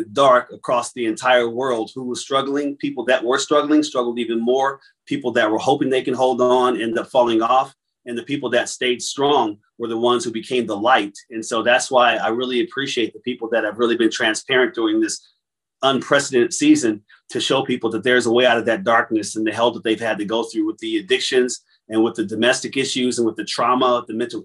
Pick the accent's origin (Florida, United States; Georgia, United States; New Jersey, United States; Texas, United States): New Jersey, United States; Trenton; I'm originally from Trenton, New Jersey, if anybody knows where that is